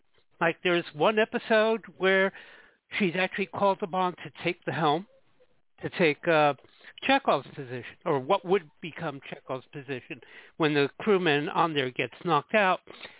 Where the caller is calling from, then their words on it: Jersey City, New Jersey, United States; I'm calling from Jersey City, New Jersey.